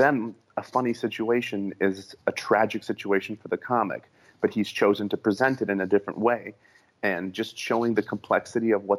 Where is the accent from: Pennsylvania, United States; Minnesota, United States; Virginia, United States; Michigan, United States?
Minnesota, United States; Minneapolis; born or raised there; moved away as an adult; also born or lived in Ukraine; now in Los Angeles, United States